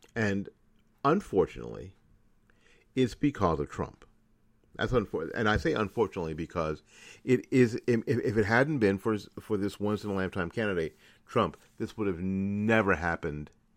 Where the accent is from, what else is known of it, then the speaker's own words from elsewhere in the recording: Tennessee, United States; I'm from Tennessee